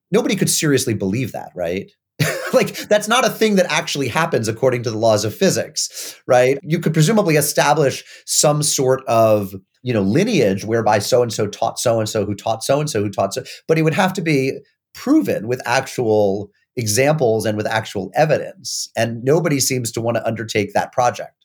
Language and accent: English; Springfield, Massachusetts, United States; now in New Haven, United States; I'm still a proud son of Springfield, Massachusetts